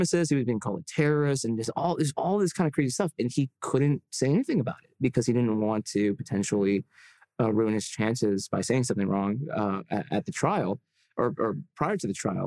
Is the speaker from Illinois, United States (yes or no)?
yes; Illinois, United States; my home state of Illinois